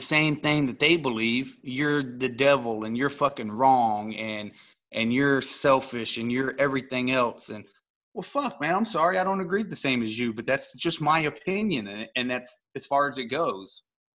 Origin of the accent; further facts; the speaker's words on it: the South, United States; I'm from the South